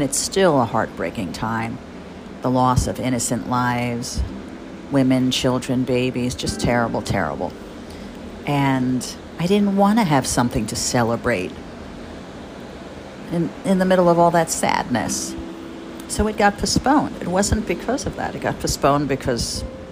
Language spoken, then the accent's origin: English; Jersey Shore, New Jersey, United States; also born or lived in Bradley Beach / Rumson; I grew up on the Jersey Shore